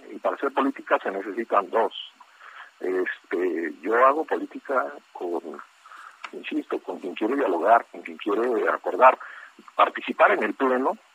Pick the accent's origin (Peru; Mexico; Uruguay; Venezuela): Mexico; la libre expresión que tengo, que tenemos como mexicanos